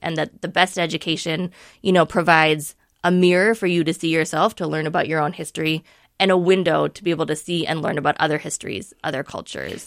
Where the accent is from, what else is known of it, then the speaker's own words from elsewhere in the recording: Minneapolis, Minnesota, United States; as a student growing up in Minneapolis public schools